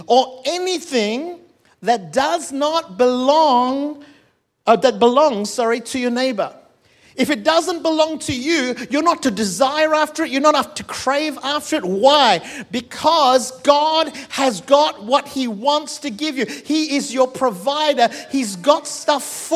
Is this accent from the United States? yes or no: no; Malaysia; also born or lived in India; now in Perth, Australia; I'm Malaysian